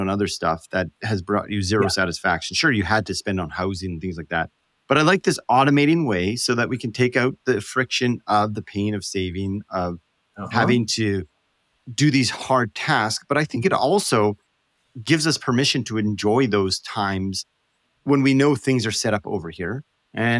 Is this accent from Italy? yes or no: no; Canada; I'm from Canada.